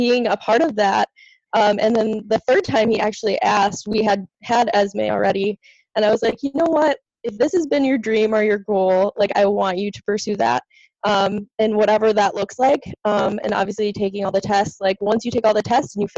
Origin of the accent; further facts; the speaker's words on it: Wisconsin, United States; moved away as an adult; also born or lived in Minnesota; now in New York, United States; I was born and raised in Wisconsin